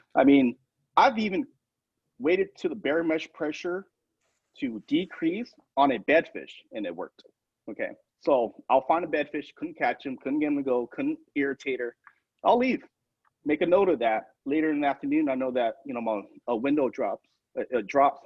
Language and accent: English; Tucson, Arizona, United States; growing up in Tucson where the limit's only three